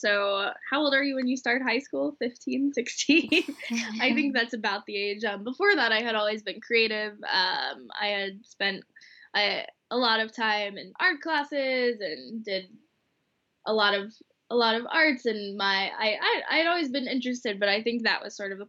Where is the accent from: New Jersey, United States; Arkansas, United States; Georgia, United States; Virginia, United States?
Georgia, United States; Atlanta; now in Boston, United States; So I'm originally from Atlanta, Georgia.